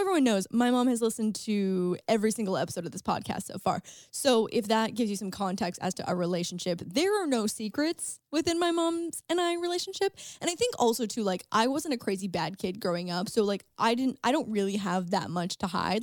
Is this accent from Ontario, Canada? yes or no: yes; St. Catharines, Ontario, Canada; Saint Catharines. my hometown